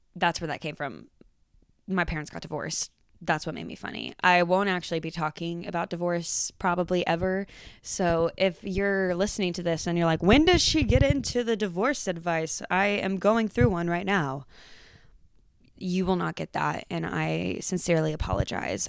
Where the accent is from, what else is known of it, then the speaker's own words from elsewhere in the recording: Georgetown, Texas, United States; also born or lived in Denton, Texas; I was born and raised in Georgetown, Texas